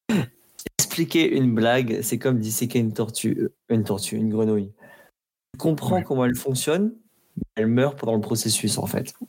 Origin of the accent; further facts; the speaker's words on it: Provence-Alpes-Côte d'Azur, France; C'est bien euh, les Alpes de Haute-Provence. Donc voilà, je suis originaire de, là-bas